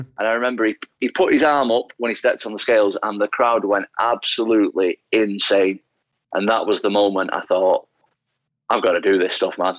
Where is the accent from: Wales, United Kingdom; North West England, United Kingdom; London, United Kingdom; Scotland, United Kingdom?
North West England, United Kingdom; Salford; also born or lived in Atherton, Greater Manchester; I was born in a place called Salford, Greater Manchester.